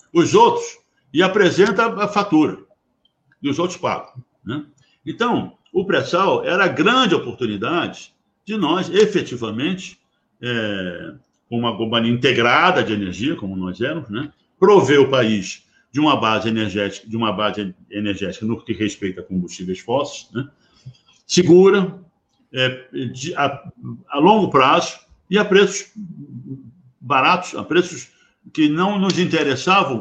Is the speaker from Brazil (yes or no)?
yes; Brazil; Eu como brasileiro